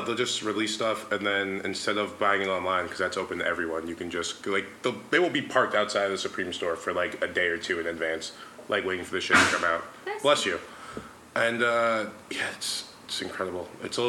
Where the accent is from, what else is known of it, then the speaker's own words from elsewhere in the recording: Mount Vernon, New York, United States; I grew up in Mount Vernon, New York. It's like a 67% black city. But the area that I grew up in, it's like the section is called Fleetwood.